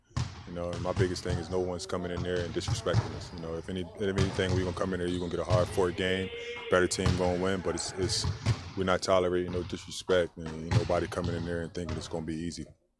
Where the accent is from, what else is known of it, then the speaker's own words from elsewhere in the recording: Philadelphia, Pennsylvania, United States; I'm from North Philly, man.